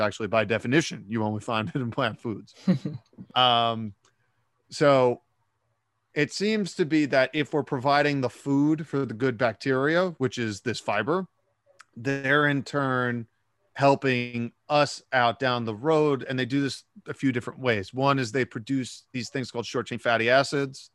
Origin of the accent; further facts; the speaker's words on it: New York City, New York, United States; I live in Brooklyn, New York, but I, uh, I grew up in New York City